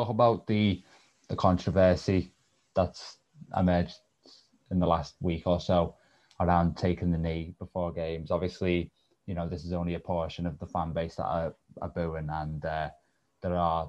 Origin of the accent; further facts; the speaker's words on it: Liverpool, North West England, United Kingdom; also born or lived in Dublin; I was born in Dublin. I was just raised in Liverpool.